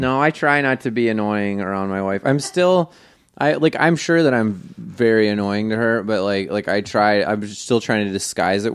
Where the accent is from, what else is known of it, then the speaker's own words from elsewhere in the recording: New York, United States; I grew up in New York